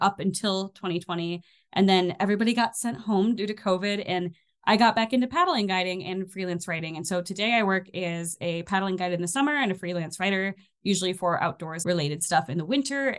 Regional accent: Michigan, United States; also born or lived in Armenia; now in northern Minnesota, United States; I'm from Michigan originally

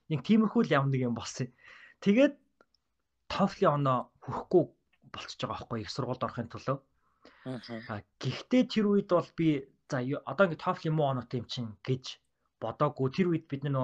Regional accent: Ulaanbaatar, Mongolia; moved away as an adult; also born or lived in Minnesota, United States; би англи хэлэндээ бол улсын сургуультай нийслэлийн Сүхбаатар дүүргийн 47 дахь дунд сургууль гэдэг сургуулиас төгссөн.

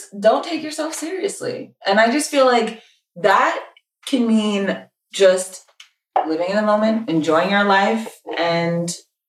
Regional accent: New York City, New York, United States; also born or lived in Westchester, New York; now in Brooklyn, United States; I'm from the Bronx, but I've lived in Westchester long enough in the Bronx. Lately, I've been feeling like a fraud repping the Bronx.

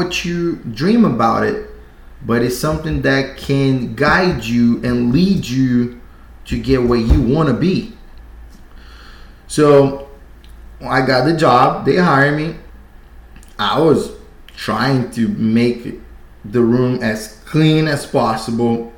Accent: Brazil; moved away as an adult; I'm from Brazil. I moved here 2012

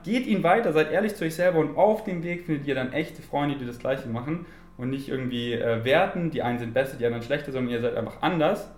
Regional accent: Munich, Bavaria, Germany; ich bin in München geboren und meine Familie ähm, wohnt noch in München

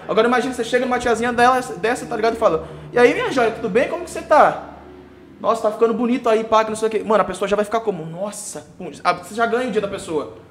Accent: Sorocaba, São Paulo, Brazil; born or raised there; also born or lived in São Roque

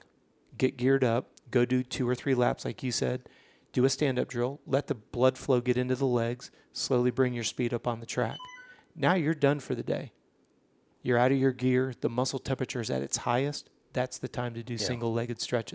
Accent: Orlando, Florida, United States; We're from Orlando

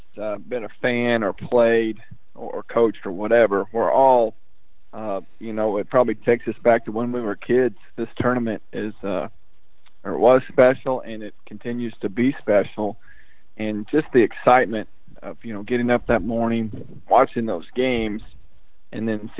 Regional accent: Lebanon, Indiana, United States; moved away as an adult; also born or lived in Paoli, Indiana / Brownsburg, Indiana / Missouri; now in Kentucky, United States; I did grow up in Indiana, in my hometown, where I learned and went to elementary, middle school, and my freshman year of high school was Lebanon, Indiana

